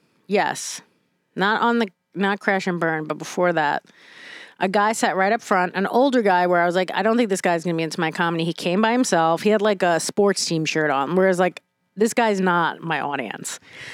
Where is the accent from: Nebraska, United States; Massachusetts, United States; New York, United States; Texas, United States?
New York, United States; New York City; I am from New York City. I am the garbage that was made there.